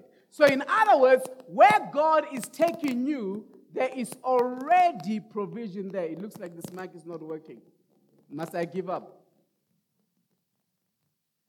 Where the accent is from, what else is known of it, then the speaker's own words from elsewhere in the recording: Rustenburg, North West, South Africa; moved away as an adult; also born or lived in Kempton Park, South Africa; now in Roodepoort, South Africa; send me to Rustenburg. That's my hometown.